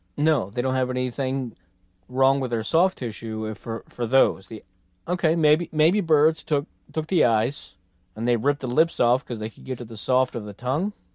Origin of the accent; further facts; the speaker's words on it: United States; I'm very American.